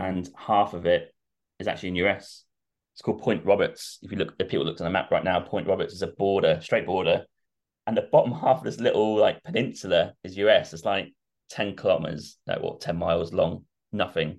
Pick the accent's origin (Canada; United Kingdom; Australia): United Kingdom; Norwich, East of England; I'm from Norwich, so it's just down the road